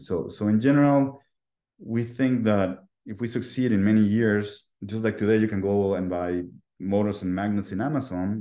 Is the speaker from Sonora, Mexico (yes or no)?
no; Mexico City, Mexico; I was born and raised in Mexico City